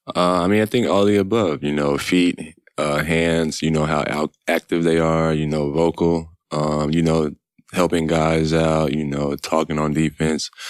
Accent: Killeen, Texas, United States; moved away; I'm from Texas

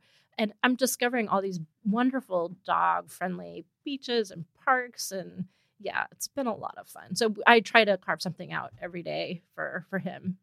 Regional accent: East Bay, California, United States; now in San Francisco, United States; I grew up in the East Bay

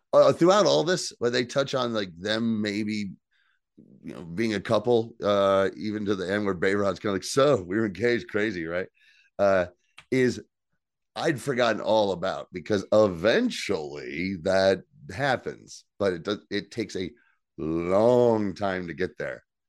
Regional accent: New Jersey, United States; I'm from New Jersey. We don't pump our own gas in New

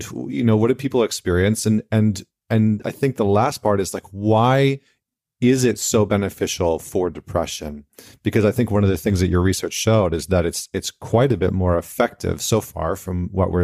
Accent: Canada; moved away; I'm Canadian

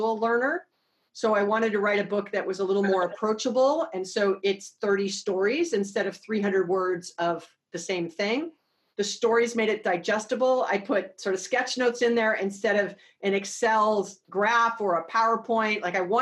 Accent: Hawaii, United States; born and raised in Hawaii

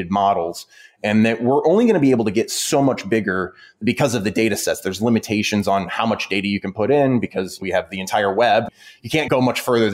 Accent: Midwest, United States; I'm from the Midwest

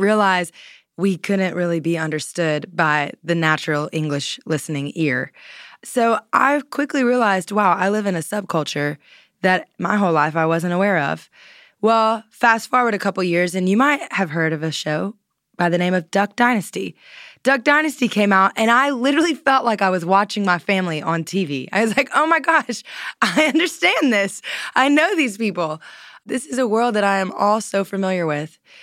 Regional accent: Louisiana, United States; I grew up in Louisiana

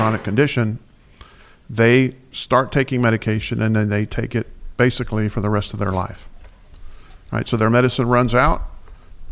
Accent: Floresville, Texas, United States; also born or lived in Houston, Texas; I'm from South Texas

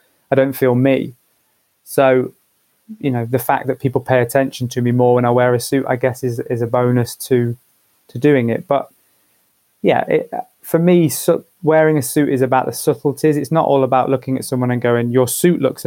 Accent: Leicester, East Midlands, United Kingdom; now in London, United Kingdom; growing up in Leicester in the sort of late 90s, early 2000s

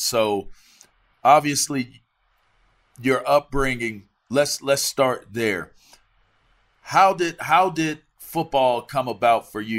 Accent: East Coast, United States; I'm from the East Coast

